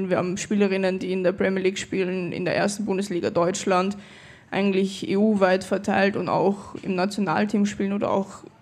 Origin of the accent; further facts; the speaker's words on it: Austria; born there; jetzt spiele ich für Österreich, für das Land, wo ich geboren bin.